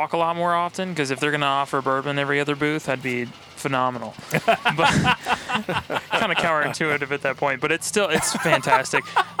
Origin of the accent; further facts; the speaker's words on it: Frankfort, Kentucky, United States; Yeah, I'm from Frankfurt.